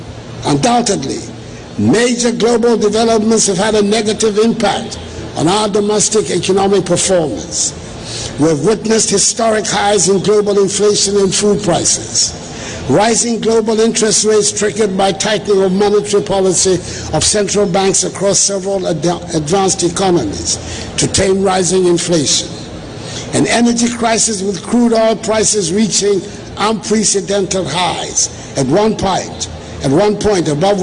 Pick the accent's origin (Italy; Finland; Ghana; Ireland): Ghana